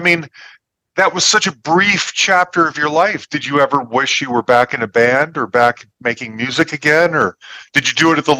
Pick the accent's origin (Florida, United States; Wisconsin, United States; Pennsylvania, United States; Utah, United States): Utah, United States; Salt Lake City; now in Denver, United States; I am in Denver, Colorado. I grew up in Salt Lake City, Utah, and that's where my parents still lived in Utah.